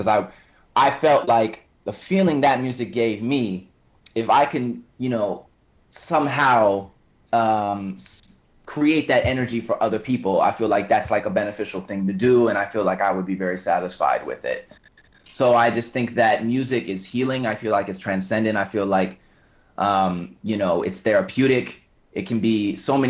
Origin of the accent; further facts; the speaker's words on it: Los Angeles, California, United States; moved away as an adult; now in New York, United States; I grew up in Los Angeles, moved to New York about 6 years ago